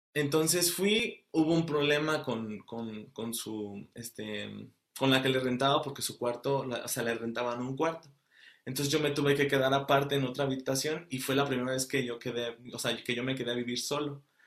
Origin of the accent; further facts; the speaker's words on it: Querétaro, Mexico; moved away as an adult; also born or lived in Celaya, Guanajuato; now in Antwerp, Belgium; nací en Celaya, Guanajuato, pero toda mi vida, desde, desde que tengo este, dos meses de vida, estoy en Querétaro, entonces ya me considero como queretano.